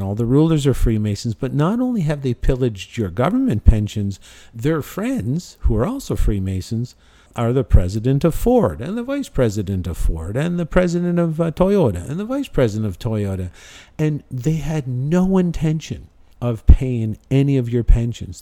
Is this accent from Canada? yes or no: yes; Canada; moved away; I've lived there for fifty-one years I've lived in Canada